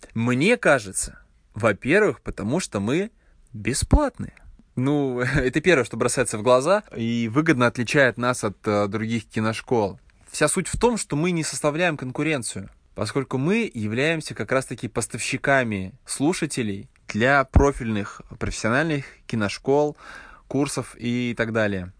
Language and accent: Russian; Yoshkar-Ola, Mari El, Russia; сам я родом из Ишкаралы, и в Ишкарале нет никакой индустрии